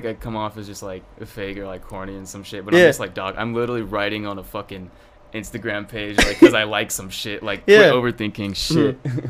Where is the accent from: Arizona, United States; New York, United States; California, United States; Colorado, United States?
Arizona, United States; Chandler; I'm from Chandler.